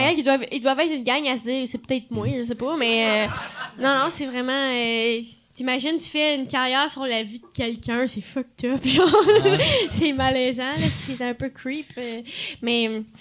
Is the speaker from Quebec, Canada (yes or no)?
no; Ontario, Canada; moved away; je venais de l'Ontario.